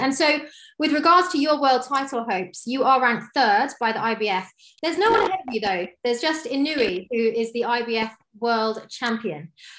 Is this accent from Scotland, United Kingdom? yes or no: yes; Scotland, United Kingdom; as a fellow Scotsman